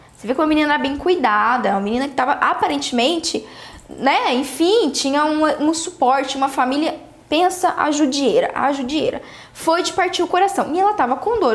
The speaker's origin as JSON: {"language": "Portuguese", "country": "Brazil"}